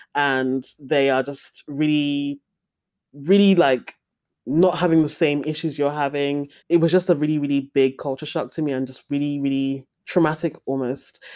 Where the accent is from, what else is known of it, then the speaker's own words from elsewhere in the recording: Nigeria; as a Nigerian person